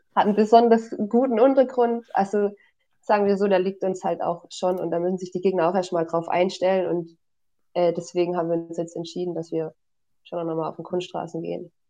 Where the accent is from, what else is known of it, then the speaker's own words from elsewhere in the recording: Hohenlohe, Baden-Württemberg, Germany; moved away as an adult; now in Tübingen, Germany; Ich komme aus dem Hohenlohe